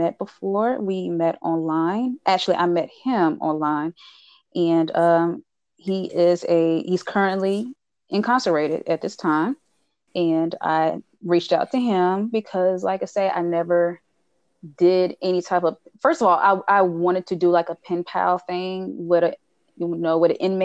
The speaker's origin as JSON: {"language": "English", "town": "Charlotte", "region": "North Carolina", "country": "United States", "said": "I'm from Charlotte, North Carolina, and I am 31 years old"}